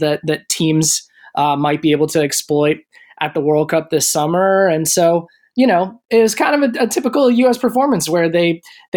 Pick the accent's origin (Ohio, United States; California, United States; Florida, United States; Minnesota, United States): Minnesota, United States; moved away; I did grow up in Minnesota, which is called the state of hockey